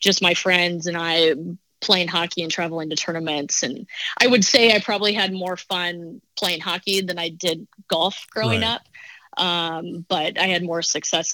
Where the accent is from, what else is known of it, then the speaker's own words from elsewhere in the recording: South Dakota, United States; moved away; also born or lived in Massachusetts; Growing up in South Dakota, everyone kind of learns how to ice skate.